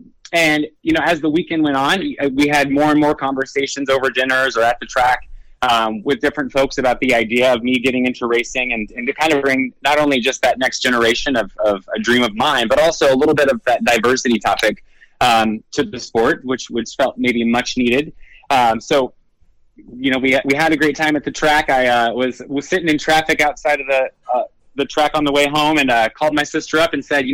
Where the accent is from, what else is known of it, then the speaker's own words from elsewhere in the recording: New York, United States; as a New Yorker